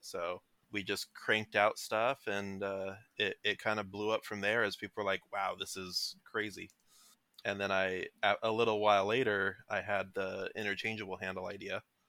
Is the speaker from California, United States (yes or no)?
yes; Orange County, California, United States; moved away as an adult; now in Manhattan, United States; I'm from Orange County, California.